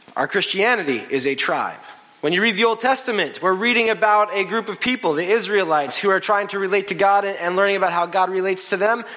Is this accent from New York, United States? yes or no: yes; New York City, New York, United States; We're from New York